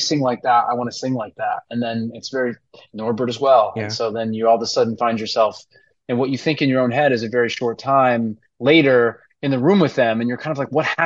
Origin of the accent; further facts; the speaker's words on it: Hudson Valley, New York, United States; moved away as an adult; now in New York City, United States; I grew up kind of up in the Hudson Valley. I'm like an hour and a half out northwest of New York City